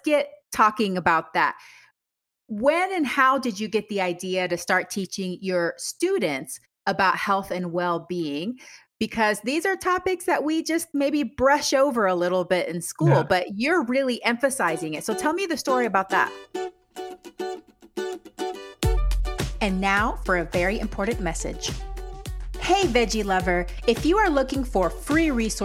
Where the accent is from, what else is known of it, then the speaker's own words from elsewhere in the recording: Panama; moved away; I'm originally from Panama